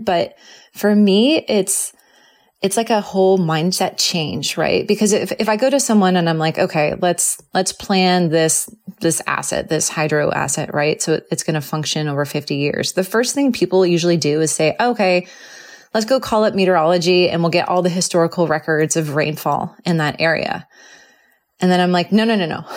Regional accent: Southern California, United States; also born or lived in San Diego; I grew up in Southern California where fires were not there

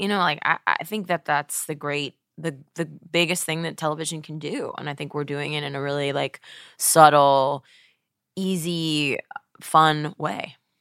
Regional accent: Webster, Texas, United States; moved away; my hometown of, you know, Webster, Texas

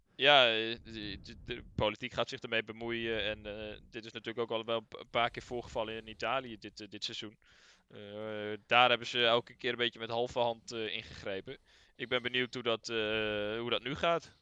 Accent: Netherlands

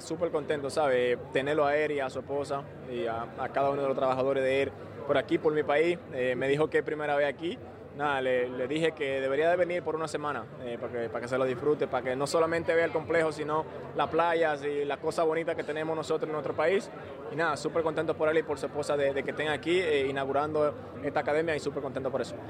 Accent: Dominican Republic; de estar aquí en mi país

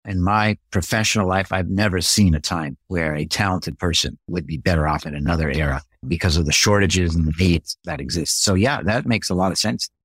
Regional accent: Canada; I'm a Canadian from birth.

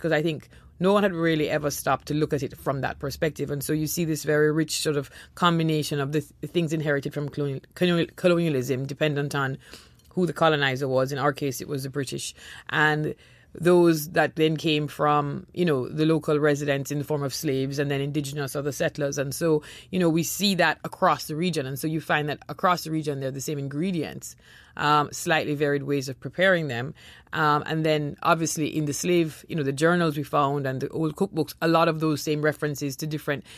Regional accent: Jamaica; born or raised there; also born or lived in Trinidad

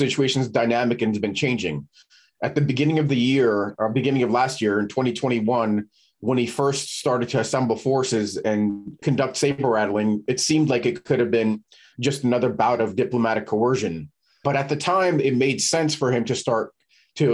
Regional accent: United States; also born or lived in Ukraine; I came over here as a toddler, so I grew up in the United States

